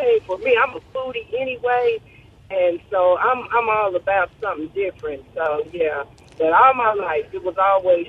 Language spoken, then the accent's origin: English; Gary, Indiana, United States; moved away as an adult; now in Corinth, United States; I was born and raised in Gary, Indiana, and my parents were Mississippians